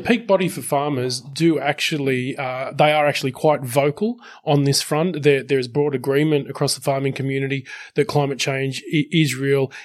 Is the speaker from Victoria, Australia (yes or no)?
no; Sydney, New South Wales, Australia; Western Sydney represent my hometown